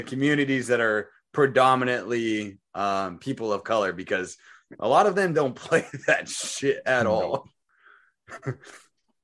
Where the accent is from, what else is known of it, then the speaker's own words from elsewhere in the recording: Phoenix, Arizona, United States; I grew up in the ghetto type of saw where I grew up in Phoenix